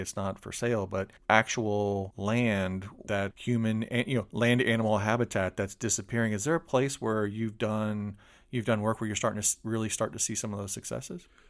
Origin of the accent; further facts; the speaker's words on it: Polk County, Florida, United States; where you and I grew up